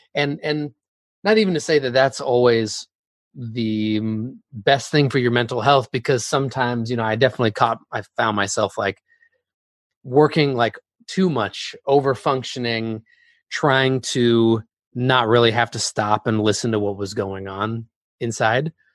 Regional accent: Bay Area, California, United States; I was growing up in the Bay Area.

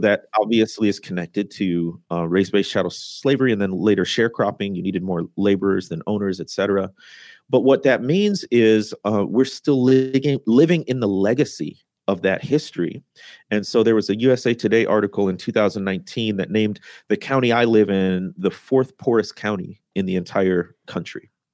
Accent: Midwest, United States; moved away as an adult; also born or lived in Mississippi Delta; I had been born and raised in the Midwest, but that's how I got down to the Deltas.

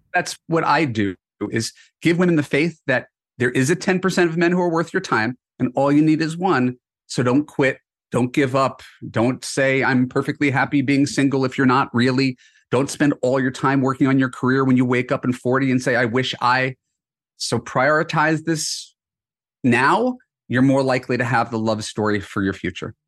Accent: New York, United States; moved away as an adult; now in Los Angeles, United States; I'm originally from New York. I've spent most of my adult life in Los Angeles

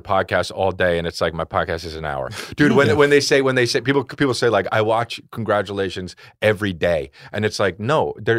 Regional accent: New Jersey, United States; I grew up in New Jersey

